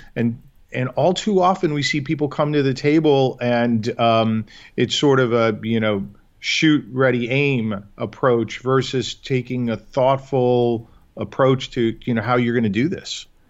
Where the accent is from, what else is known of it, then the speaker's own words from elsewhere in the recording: New York, United States; moved away as an adult; now in Chicago, United States; born and raised in New York